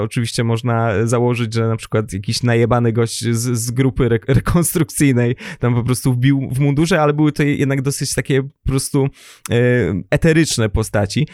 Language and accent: Polish; former German territories, Recovered Territories, Poland; pochodzę z terenów poniemieckich, odzyskanych